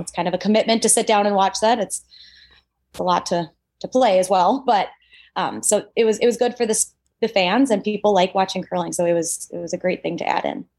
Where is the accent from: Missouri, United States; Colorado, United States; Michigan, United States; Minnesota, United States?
Minnesota, United States; I'm from Minnesota